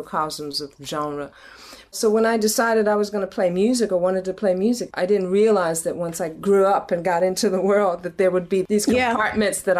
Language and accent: English; Philadelphia, Pennsylvania, United States; as a kid growing up in West Philadelphia, you know, in a black neighborhood